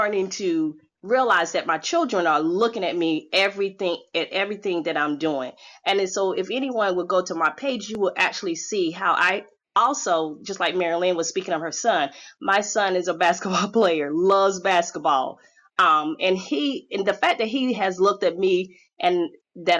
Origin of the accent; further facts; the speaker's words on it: Chapel Hill, North Carolina, United States; my stomping ground in North Carolina. I'm from Chapel Hill, Tar Heel Clan